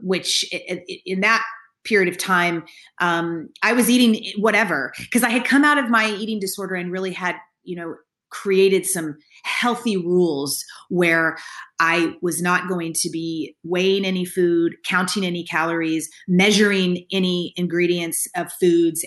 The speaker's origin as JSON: {"language": "English", "region": "Kentucky", "country": "United States", "tie": "born or raised there", "said": "I grew up in Kentucky"}